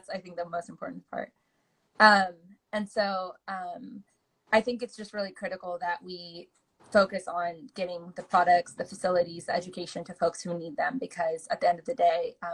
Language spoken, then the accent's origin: English; Oregon, United States; also born or lived in California; my home state